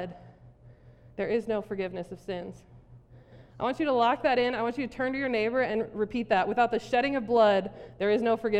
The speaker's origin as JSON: {"language": "English", "region": "South Dakota", "country": "United States", "tie": "born or raised there", "said": "I grew up in South Dakota, Tornado Alley."}